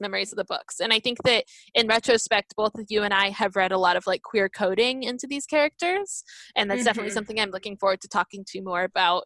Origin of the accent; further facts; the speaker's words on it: United States; I'm Japanese American